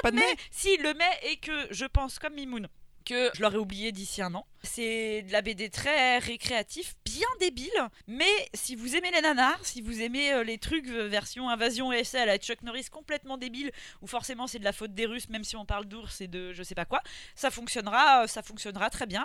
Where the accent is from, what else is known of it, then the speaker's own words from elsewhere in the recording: France; moi ça me semble complètement fou en tant que française